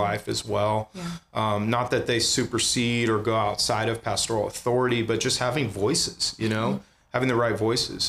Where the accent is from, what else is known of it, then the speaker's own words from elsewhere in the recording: San Jose, California, United States; also born or lived in Santa Clara / Palo Alto; now in Ventura, United States; I grew up in the Bay Area. Um, I was born in Santa Clara, lived in San Jose till I was 12 years old